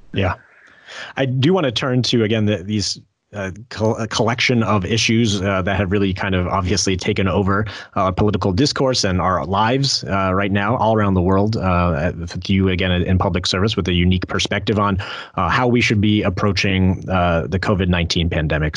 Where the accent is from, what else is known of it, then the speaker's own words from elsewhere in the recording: New Jersey, United States; I'm from Jersey